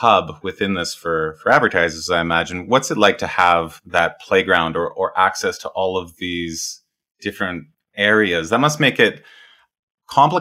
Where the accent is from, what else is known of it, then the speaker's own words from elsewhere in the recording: Canada; I'm Canadian, Commonwealth country there with Australia